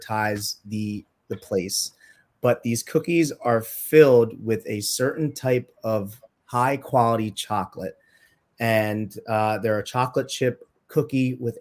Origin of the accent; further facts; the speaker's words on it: Trinidad & Tobago; moved away; I was born in Trinidad and Tobago